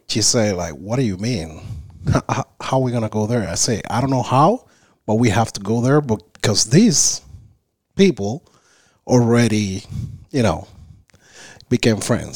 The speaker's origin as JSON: {"language": "English", "region": "Havana", "country": "Cuba", "tie": "born or raised there", "also_born_or_lived": "Isla de la Juventud", "second_language": "English", "moved": "as an adult", "lives_now": "United States", "said": "I was raised in Havana"}